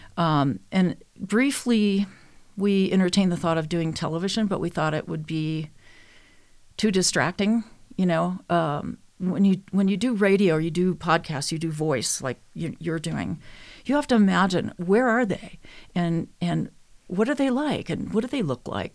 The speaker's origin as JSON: {"language": "English", "region": "Minnesota", "country": "United States", "tie": "born or raised there", "said": "I was born and raised in Minnesota"}